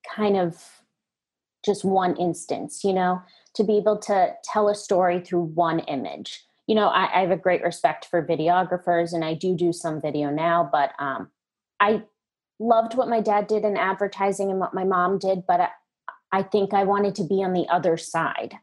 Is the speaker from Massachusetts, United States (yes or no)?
yes; outside of Boston, Massachusetts, United States; now in New York, United States; I grew up outside of Boston in a very creative household.